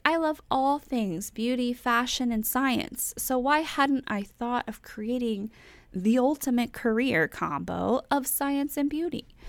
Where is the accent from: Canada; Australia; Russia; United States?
United States; North Texas; moved away as an adult; now in Florida, United States; I was, I was born and raised in Texas, and, um, that's where I grew up